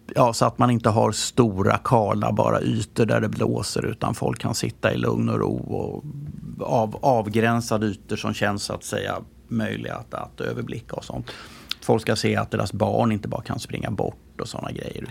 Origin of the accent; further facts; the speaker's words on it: Stockholm, Stockholm County, Sweden; jag växte upp på Östermalm, men när jag kom ner, gick ut porten på, på Riddargatan där vi bodde